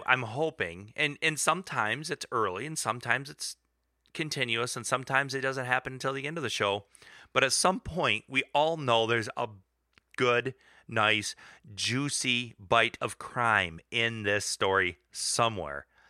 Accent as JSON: {"language": "English", "region": "Michigan", "country": "United States", "said": "We're, we're all from Michigan"}